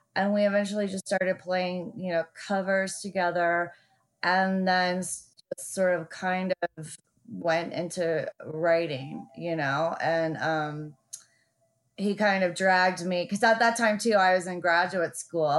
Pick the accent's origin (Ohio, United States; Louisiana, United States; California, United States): Louisiana, United States; New Orleans; also born or lived in Germany; Like I was born in New Orleans, and then by the time I was three, living in Germany